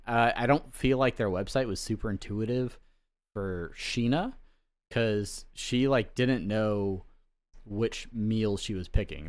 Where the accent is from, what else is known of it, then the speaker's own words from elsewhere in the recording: Southern California, United States; moved away; also born or lived in Hawaii; I grew up in Southern California